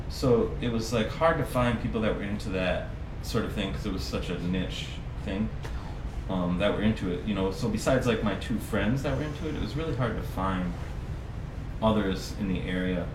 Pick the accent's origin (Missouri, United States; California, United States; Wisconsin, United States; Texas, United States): Wisconsin, United States; Green Bay; I'm a West Sider my entire life. Um, yeah, I grew up there.